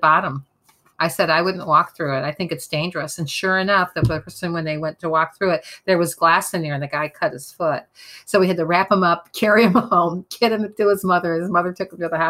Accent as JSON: {"language": "English", "region": "Midwest", "country": "United States", "moved": "yes", "said": "I am from the Midwest"}